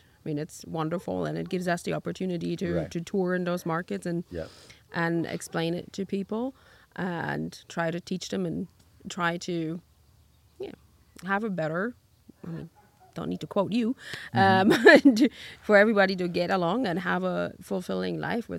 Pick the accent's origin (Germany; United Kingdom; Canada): Germany; East Germany; when I grew up in East Germany